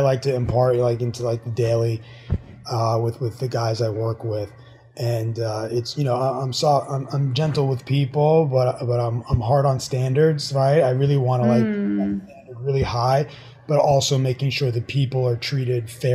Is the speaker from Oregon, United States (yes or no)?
no; New York, United States; moved away as an adult; also born or lived in Miami; now in Florida, United States; I went back home. I'm originally from New York